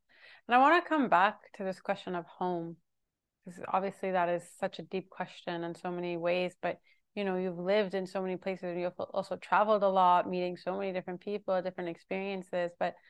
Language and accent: English; Jerusalem, Jerusalem District, Israel; growing up in Jerusalem, feel like everyone around me was so scared all mm-hmm. the time.